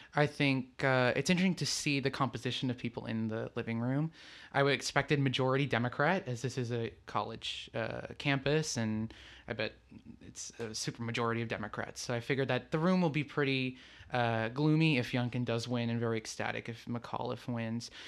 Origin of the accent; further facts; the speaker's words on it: Lisbon, Portugal; moved away as an adult; also born or lived in New Jersey / Texas; I'm originally from Lisbon, Portugal. That's where I came here, but I was born in New Jersey